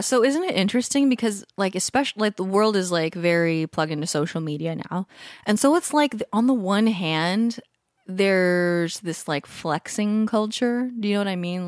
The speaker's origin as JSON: {"language": "English", "region": "Southern California", "country": "United States", "tie": "born or raised there", "said": "I grew up in Southern California"}